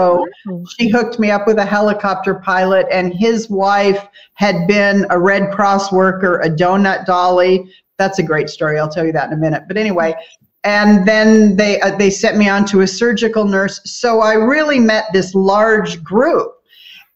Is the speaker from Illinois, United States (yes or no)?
no; Southern California, United States; moved away; also born or lived in Kauai; I grew up in Southern California